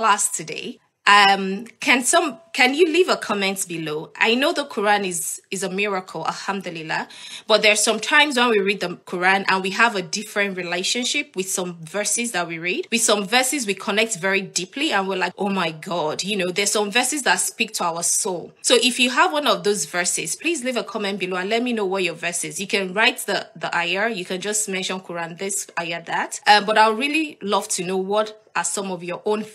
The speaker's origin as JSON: {"language": "English", "country": "Nigeria", "moved": "as an adult", "lives_now": "United Kingdom", "said": "I'm Nigerian. I used to live in Nigeria and I love living in Nigeria."}